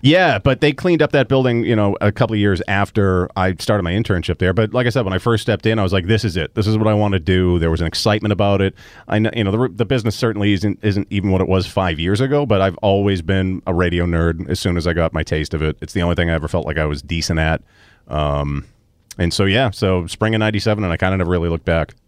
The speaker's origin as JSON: {"language": "English", "town": "Melrose", "region": "Massachusetts", "country": "United States", "tie": "born or raised there", "said": "born and raised Melrose"}